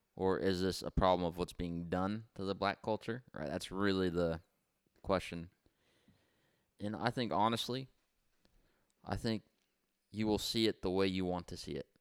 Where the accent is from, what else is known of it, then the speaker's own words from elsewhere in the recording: Santa Maria, California, United States; we grew up here in Santa Maria